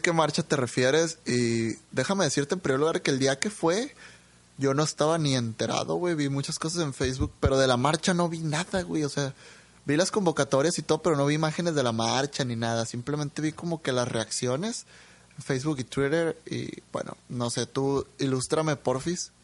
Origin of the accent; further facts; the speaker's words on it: Mexico; somos mexicanos